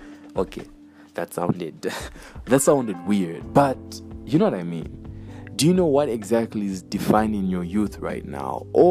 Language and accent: English; Chipata, Eastern Province, Zambia; guys, me, I'm from Chipata, you know, I never hear that.